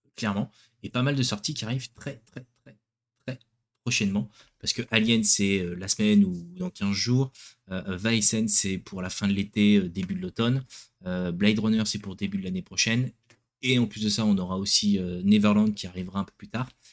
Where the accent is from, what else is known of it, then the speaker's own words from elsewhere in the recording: France; chez nous en France